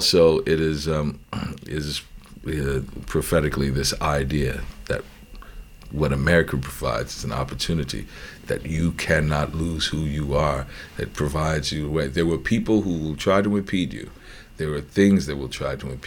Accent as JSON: {"language": "English", "town": "New Orleans", "region": "Louisiana", "country": "United States", "tie": "born or raised there", "said": "I grew up in New Orleans"}